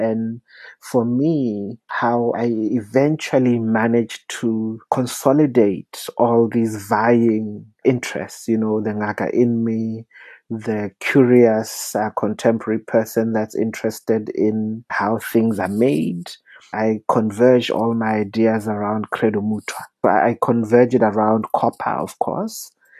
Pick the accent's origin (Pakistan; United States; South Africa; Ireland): South Africa; I also entered it as a South African who does not shy away from difficult conversations.